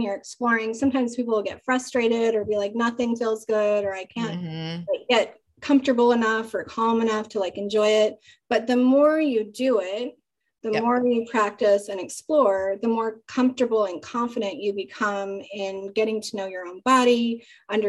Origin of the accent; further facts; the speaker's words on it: Utah, United States; I grew up in Utah where it's like very conservative.